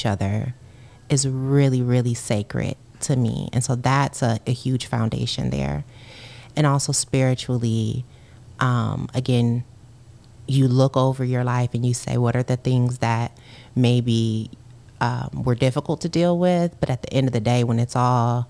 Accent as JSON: {"language": "English", "town": "Kalamazoo", "region": "Michigan", "country": "United States", "tie": "born or raised there", "said": "My family, my parents are both from there, but you know, I grew up in Kalamazoo"}